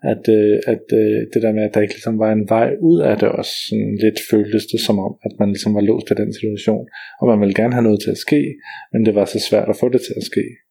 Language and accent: Danish; Roskilde, Zealand, Denmark; Roskilde, der hvor jeg kommer fra